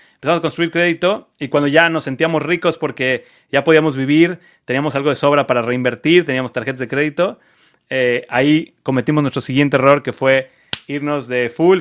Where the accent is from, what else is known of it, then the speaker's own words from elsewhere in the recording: Cancún, Quintana Roo, Mexico; moved away as an adult; also born or lived in Mexico City, Mexico / Las Vegas, United States; now in United States; yo soy mexicano, como ya habrán escuchado, este, yo soy de Cancún